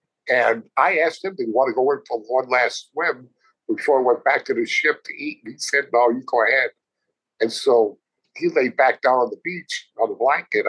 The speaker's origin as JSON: {"language": "English", "town": "Plainview", "region": "New York", "country": "United States", "tie": "born or raised there", "also_born_or_lived": "Fort Macon, North Carolina", "moved": "as an adult", "lives_now": "Tucson, United States", "said": "I'm originally from Long Island, came out to Tucson, Arizona, a place I had never been before, had never seen, moved 2,000 miles away from my home, all my friends, my family"}